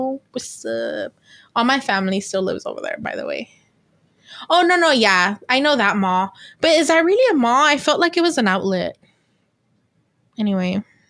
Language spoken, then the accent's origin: English; British Columbia, Canada; I'm from Vancouver Island.